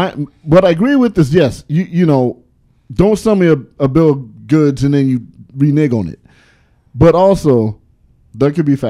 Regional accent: California, United States; I'm from the California that I like big girls. I'm from the California that don't mind if you put on weight.

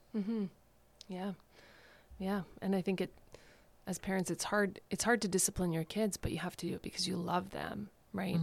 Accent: Thunder Bay, Ontario, Canada; I grew up in Thunder Bay

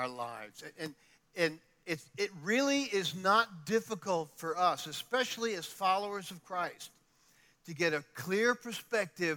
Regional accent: New York City, New York, United States; moved away; I come from New York

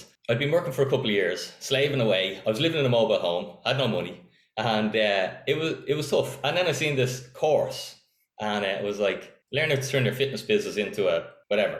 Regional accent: Donabate, Leinster, Ireland; Donabate, born and reared.

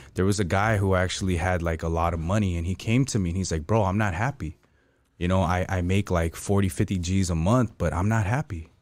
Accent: United States; I'm from America

